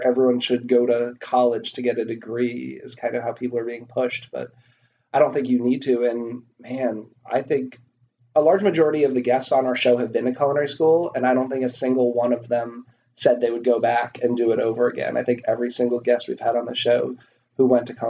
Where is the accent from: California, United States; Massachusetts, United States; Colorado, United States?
Massachusetts, United States; outside of Boston; I grew up kind of outside of Boston, but my hometown didn't have great restaurants